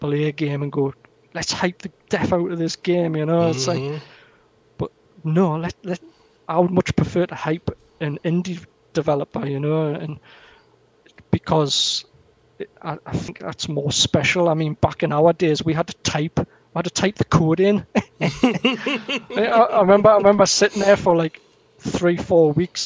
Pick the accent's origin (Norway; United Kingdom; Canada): United Kingdom; the Northeast, North East England; my hometown where I am in the Northeast. We've got so much heritage here